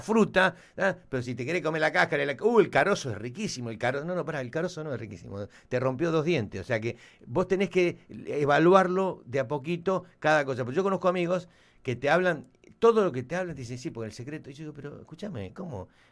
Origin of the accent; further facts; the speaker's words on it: Argentina; moved away as an adult; now in Miami, United States; nosotros somos, nacimos en Argentina, digo, vivimos acá hace muchos, muchos años